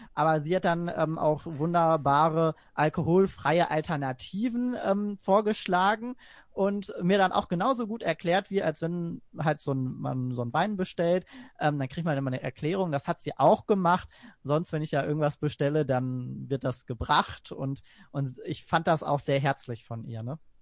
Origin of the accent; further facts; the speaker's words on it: Essen, North Rhine-Westphalia, Germany; also born or lived in Gladbeck; sehr viel auch in Essen unterwegs bin. Da bin ich auch geboren und aufgewachsen. Das ist quasi auch so meine Heimatstadt